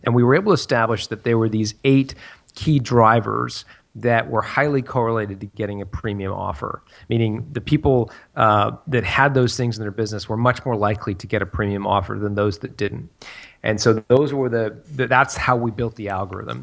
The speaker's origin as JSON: {"language": "English", "country": "Canada", "also_born_or_lived": "France", "moved": "as an adult", "said": "We're, we're from Canada"}